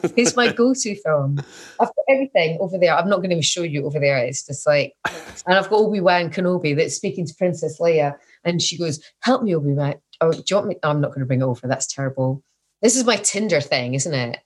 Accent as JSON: {"language": "English", "region": "Scotland", "country": "United Kingdom", "said": "I'm Scottish, I'm getting old"}